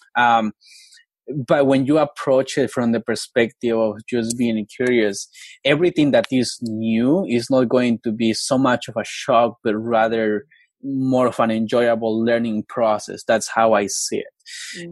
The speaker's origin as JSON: {"language": "English", "country": "Colombia", "tie": "born or raised there", "moved": "yes", "lives_now": "United States", "said": "I grew up in Colombia in the mountains. Uh, I am from an indigenous community. My tribe is called the NASA people"}